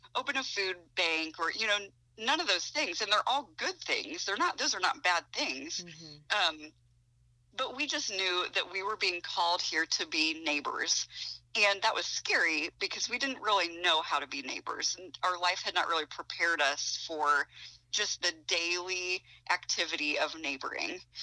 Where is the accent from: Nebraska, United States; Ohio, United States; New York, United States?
Ohio, United States; now in Goshen, United States; I grew up in Ohio